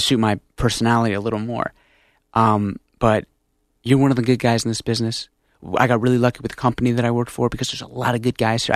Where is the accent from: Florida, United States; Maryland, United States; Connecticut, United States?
Connecticut, United States; Stamford; we're from Stanford